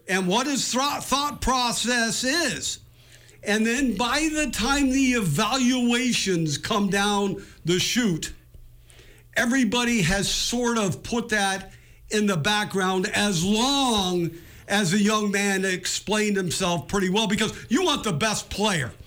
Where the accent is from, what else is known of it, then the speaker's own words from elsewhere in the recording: West Coast, United States; I grew up on in the West Coast